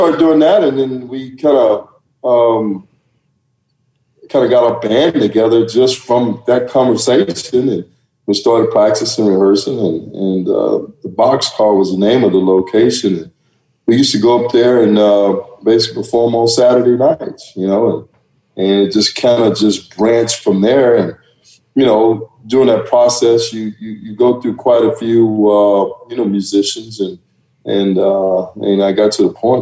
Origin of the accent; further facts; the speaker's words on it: Dallas, Texas, United States; also born or lived in Oklahoma; I'm originally from Texas, Dallas, Texas. I went to school in Oklahoma